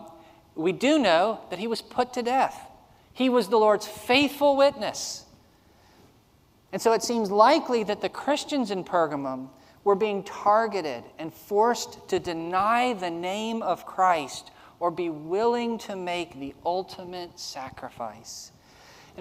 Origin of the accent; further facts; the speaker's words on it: Snellville, Georgia, United States; I grew up in Snellville, Georgia